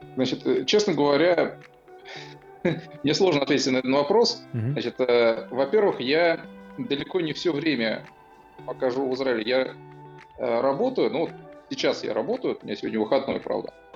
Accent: Samara Oblast, Russia; moved away as an adult; now in Haifa, Israel; мне как уроженцу Самарской области

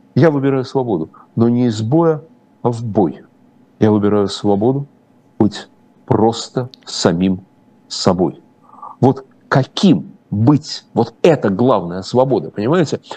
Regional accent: Russia; я, российский еврей

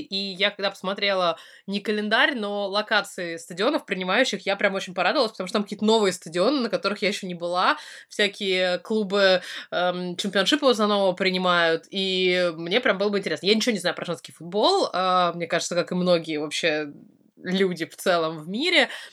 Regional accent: Russia; also born or lived in Tatar family (ancestry); now in United Kingdom; я из России

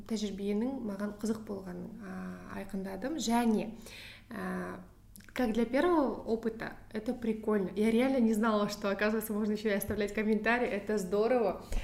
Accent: Pavlodar, Pavlodar Region, Kazakhstan; өзім павлодардың тумасымын яғни солтүстіктен менің қазақшамды ә, маған жақын таныстарым айтады сенің қазақшаңды түсінбейміз дейді өйткені сенің қазақшаң тым таза тым әдеби ешқандай диалект сөздер жоқ

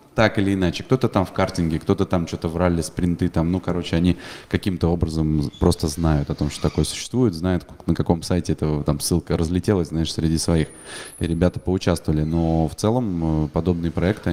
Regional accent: Saint Petersburg, Russia; я в детстве, когда на Невское кольцо с папой ходил на кольцевые гонки в Питере

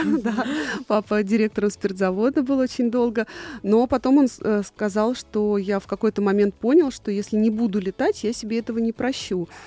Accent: Tula Oblast, Russia; Еще в детстве я жила в Тульской области

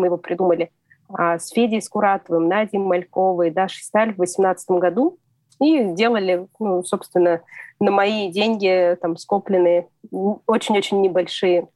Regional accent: Kemerovo, Kemerovo Oblast, Russia; moved away as an adult; Я только уехала от родителей из Кемерово, э, я жила далеко от дома

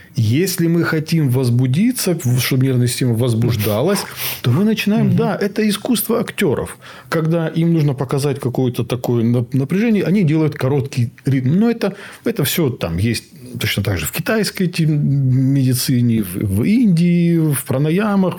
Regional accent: North Ossetia–Alania, Russia; Я сам из Осетии

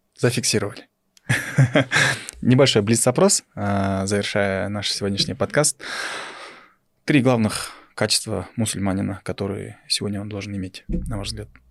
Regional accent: Kyrgyzstan; мы, Кыргыздарбыз, мы в этой жили, у нас там своей, своя богатая философия

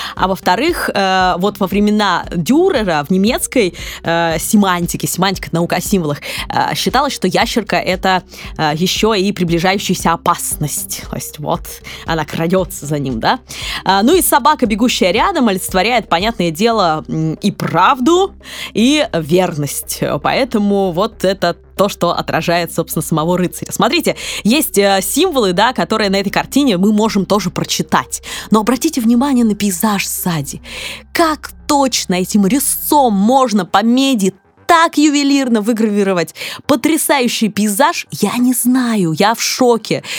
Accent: Kirov, Kirov Oblast, Russia; moved away; в моем родном городе Вятке, а я буду называть Вятка, а не Киров

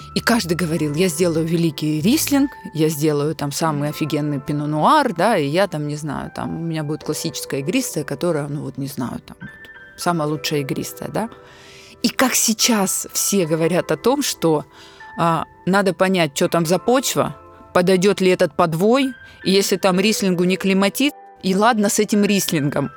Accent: Psebay, Krasnodar Krai, Russia; also born or lived in London; Я уроженка Краснодарского края, я потомственная казачка

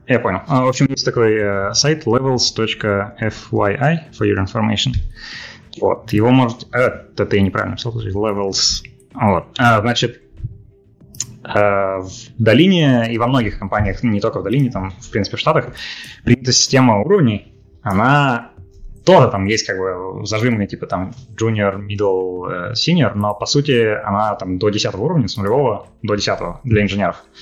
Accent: Russia; moved away; also born or lived in Minsk, Belarus; я же из России

